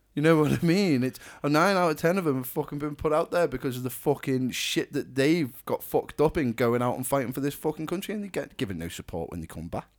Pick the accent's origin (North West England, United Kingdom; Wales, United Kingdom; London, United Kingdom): North West England, United Kingdom; Ellesmere Port; we're from Ellesmere Port